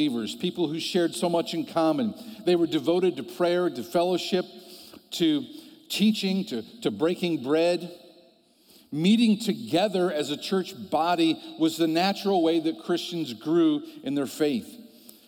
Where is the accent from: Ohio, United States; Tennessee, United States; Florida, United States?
Ohio, United States; I'm from Ohio.